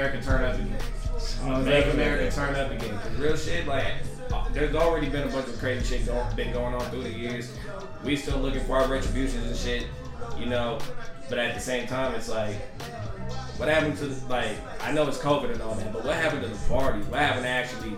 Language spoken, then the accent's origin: English; Plantation, Florida, United States; now in Las Vegas, United States; I'm originally from Florida